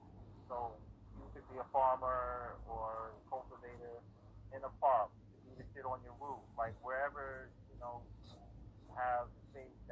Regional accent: New York, United States; just being a New Yorker

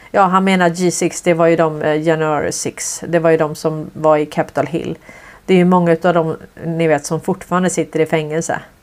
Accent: Sweden; som svensk

